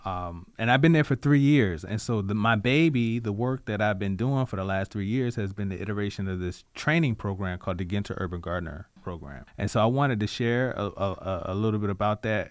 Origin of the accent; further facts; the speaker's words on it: Richmond, Virginia, United States; I'm a native Richmonder. I'm from Southside. I was raised off of Hopkins Road.